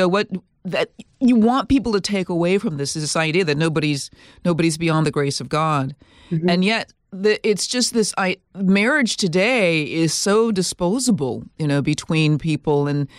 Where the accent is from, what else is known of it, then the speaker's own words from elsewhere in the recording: Minnesota, United States; I'm from Minnesota, and duck hunting is big in Minnesota.